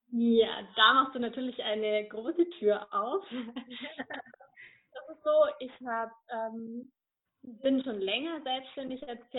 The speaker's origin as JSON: {"language": "German", "region": "Bavaria", "country": "Germany", "said": "Ich komme aus der Region Nürnberg-Fürth-Erlangen"}